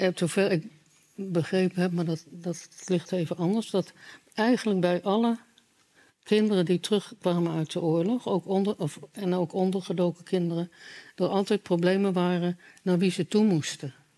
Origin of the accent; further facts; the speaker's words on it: Utrecht, Netherlands; Ik ben in Utrecht opgegroeid.